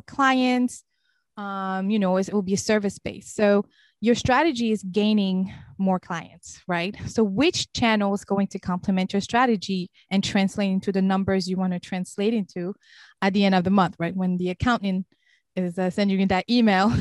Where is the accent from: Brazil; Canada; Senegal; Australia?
Senegal; also born or lived in Cape Verde / Lebanon; now in Raleigh, United States; I was born and raised in Senegal, which is in West Africa.